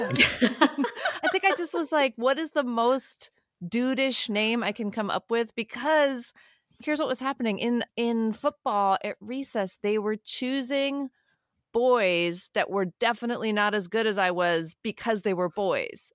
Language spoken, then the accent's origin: English; Albuquerque, New Mexico, United States; I grew up in New Mexico